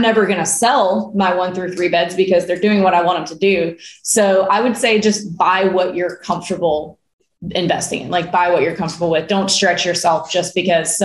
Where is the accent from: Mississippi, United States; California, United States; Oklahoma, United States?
Mississippi, United States; Starkville; I grew up in Starkville, Mississippi